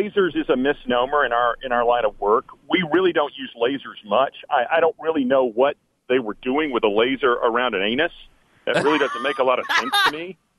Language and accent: English; Nashville, Tennessee, United States; Surgery. I'm a surgeon from Nashville, Tennessee.